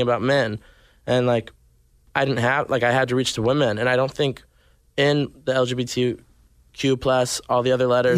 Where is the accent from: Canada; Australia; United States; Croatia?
United States; Arkansas; born or raised there; also born or lived in Nashville, Tennessee; now in Los Angeles, United States